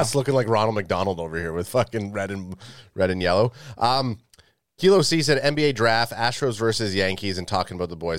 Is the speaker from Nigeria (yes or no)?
no; Canada; we're Canadian